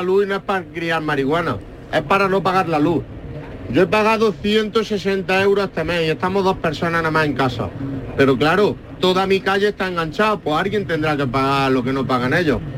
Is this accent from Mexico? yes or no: no; Torreblascopedro, Andalusia, Spain; Mi pueblo se llama Torre Blasco Pedro